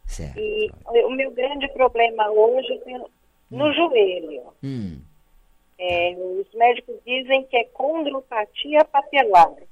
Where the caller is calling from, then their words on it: São Paulo, Brazil; Sou da Vila Guilherme.